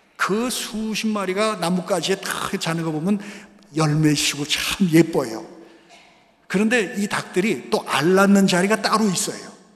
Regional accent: South Korea; first language Korean; now in Brazil

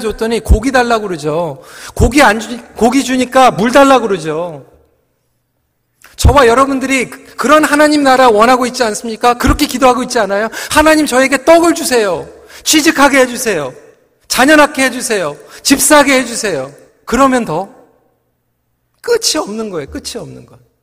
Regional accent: South Korea; 저는 한국 사람이에요

